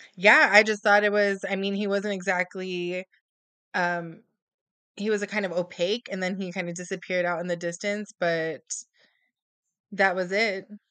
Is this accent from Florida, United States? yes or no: no; San Antonio, Texas, United States; also born or lived in South Carolina / California; I was born and raised in San Antonio, Texas, and, you know, grew up here all my life